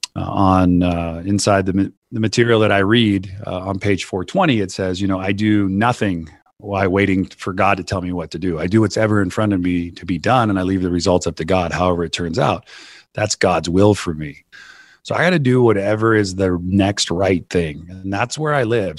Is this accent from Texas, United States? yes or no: no; Santa Cruz, California, United States; I grew up in Santa Cruz, California